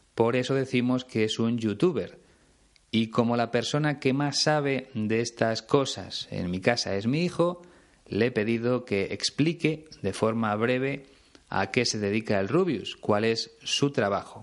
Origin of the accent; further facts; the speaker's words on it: Spain; mi país, en España